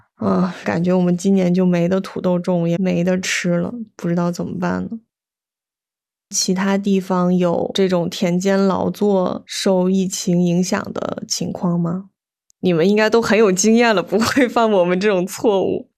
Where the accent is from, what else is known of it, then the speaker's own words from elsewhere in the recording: Weihai, Shandong, China; 我们威海这边